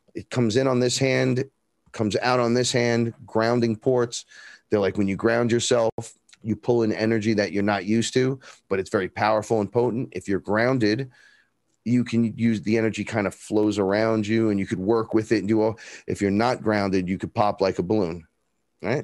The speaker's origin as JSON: {"language": "English", "town": "New York City", "region": "New York", "country": "United States", "tie": "born or raised there", "said": "I grew up here in the Bronx, right here"}